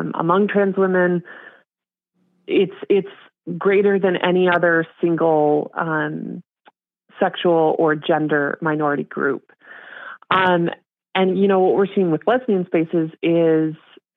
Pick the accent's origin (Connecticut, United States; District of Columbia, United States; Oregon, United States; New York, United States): Oregon, United States; Portland; I'm from Portland